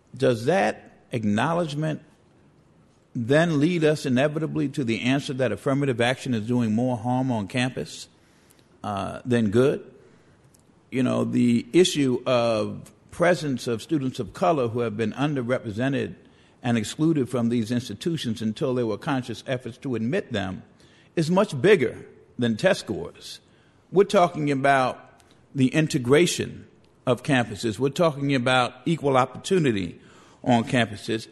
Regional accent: New York City, New York, United States; I grew up in the Bronx

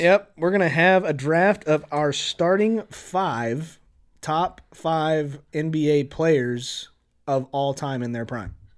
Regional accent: Kansas, United States; us being from Kansas

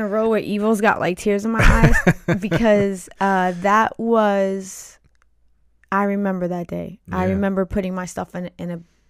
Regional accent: New York, United States; now in New Jersey, United States; previous to our second child, I moved to New Jersey. We're originally from New York.

